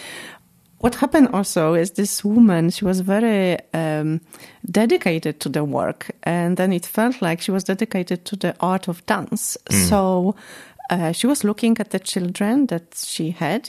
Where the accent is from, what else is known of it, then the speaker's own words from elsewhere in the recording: Poland; moved away as an adult; now in Sweden; I'm originally from Poland. So I'm a Polish citizen, but I'm also a Swedish citizen now. So I came to Sweden in 2002.